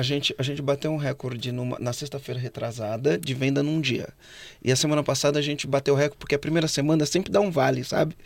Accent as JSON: {"language": "Portuguese", "town": "São Bernardo do Campo", "region": "São Paulo", "country": "Brazil", "moved": "yes", "lives_now": "Florianópolis, Brazil", "said": "eu sou de São Bernardo do Campo, né? Hoje eu moro em Floripa, mas sou de São Bernardo."}